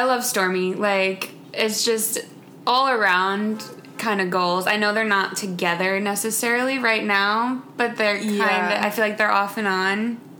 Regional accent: Indiana, United States; moved away as an adult; also born or lived in Michigan; now in Los Angeles, United States; I grew up in Indiana. I moved out here about 2.5 years ago, out to LA. So I spent most of my life in the Midwest. I went to college in Michigan, so I'm fairly new to the West Coast

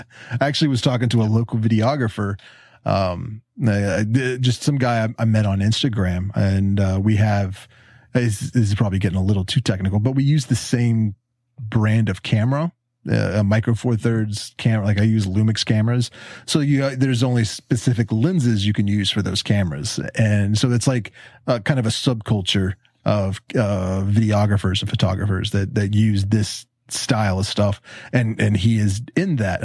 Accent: Huntington, West Virginia, United States; moved away; I grew up in Huntington where you are right now.

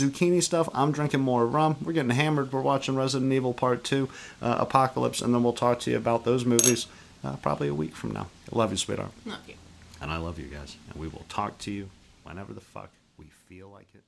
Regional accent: Canada; coming out to you guys as Canadian

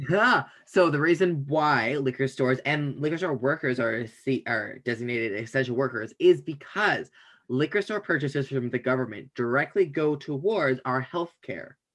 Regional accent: Canada; I'm Canadian

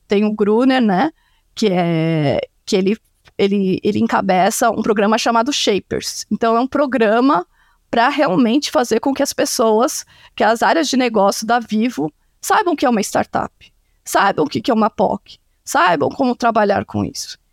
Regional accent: Santa Catarina, Brazil; moved away as an adult; also born or lived in Campinas / Chicago; Eu sou de Santa Catarina, numa cidade lá do interior, por isso o meu sobrenome é complicado

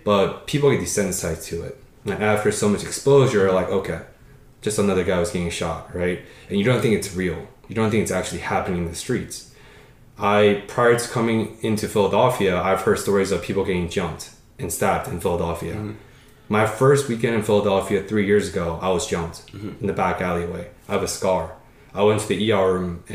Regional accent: Paris, Île-de-France, France; moved away; When I was 4 or 5 years old in France, I was born in Paris

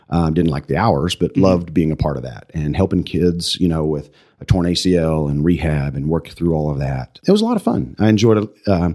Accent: Pampa, Texas, United States; now in Amarillo, United States; I think it drove us back to come to Amarillo based on, you know, how I was raised in a small town

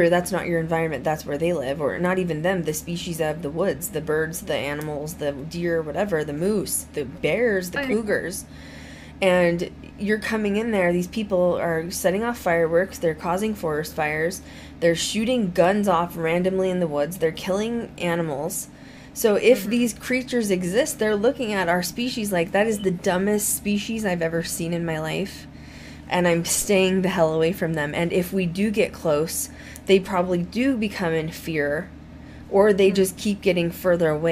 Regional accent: Colorado, United States; growing up in Colorado, you're into hiking

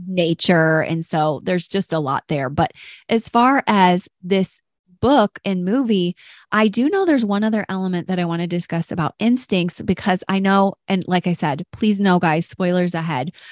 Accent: Detroit, Michigan, United States; I'm from Detroit and we often said African American

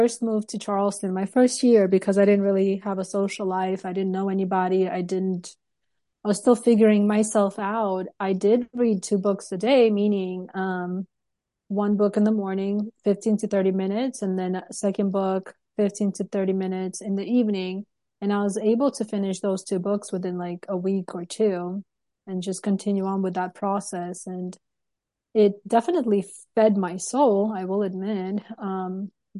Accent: Turkmenistan; moved away; I'm from Turkmenistan

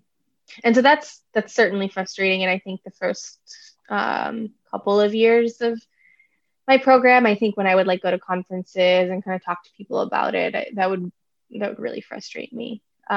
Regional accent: India; because I am Indian, I can't study India in the way that they feel that one should be able to study India.

